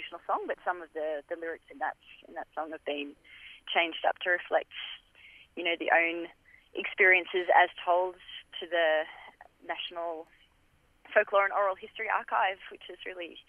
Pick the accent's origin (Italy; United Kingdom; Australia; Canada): Australia; So we kind of like to think of ourselves as well as Australian folk musicians, even though we're playing Italian-inspired music.